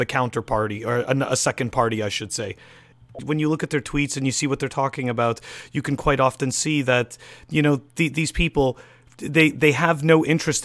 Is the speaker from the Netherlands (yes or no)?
no; Montreal, Quebec, Canada; now in United States; I'm originally from Montreal